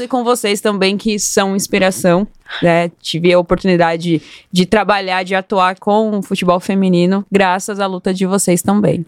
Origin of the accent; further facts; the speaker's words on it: Osasco, São Paulo, Brazil; Eu venho de periferia, eu sou da zona norte de Osasco